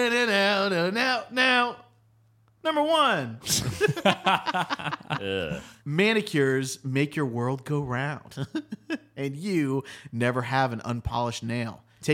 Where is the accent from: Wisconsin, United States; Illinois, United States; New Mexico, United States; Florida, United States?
Florida, United States; Tampa; Guys, we're from Tampa.